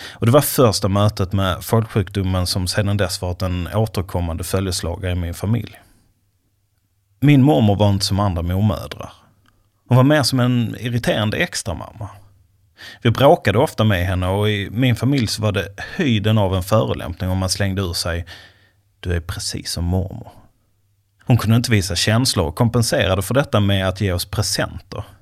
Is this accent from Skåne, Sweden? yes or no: yes; Skåne, Sweden; now in Stockholm, Sweden; För tio år sedan flyttade jag från min hemby i Skåne till den svenska huvudstaden.